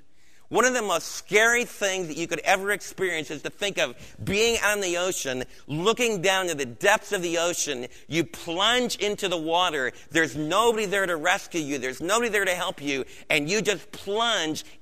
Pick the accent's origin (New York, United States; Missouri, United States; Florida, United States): New York, United States; Adirondacks; where I was raised in the Adirondacks